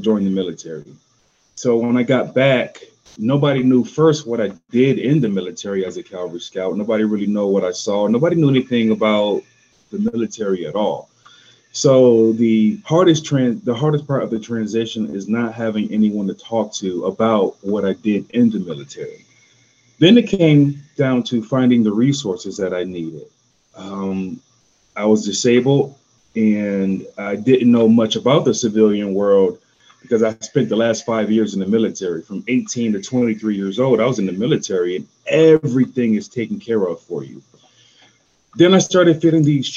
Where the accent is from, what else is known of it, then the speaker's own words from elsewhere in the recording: Rochester, New York, United States; moved away as an adult; now in Georgia, United States; I'm from Rochester, New York